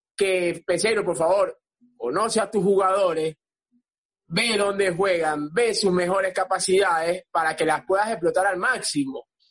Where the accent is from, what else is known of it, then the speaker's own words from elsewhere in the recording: Venezuela; moved away; cinco venezolanos y los cinco estamos fuera de Venezuela.